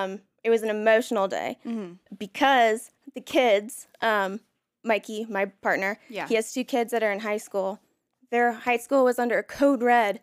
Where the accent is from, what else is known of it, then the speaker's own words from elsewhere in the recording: the South, United States; I mean, again, I was raised in the South.